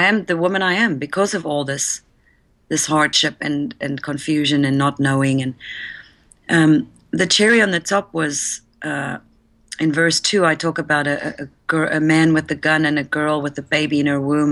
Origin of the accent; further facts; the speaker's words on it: South Africa; moved away; I was born and raised in South Africa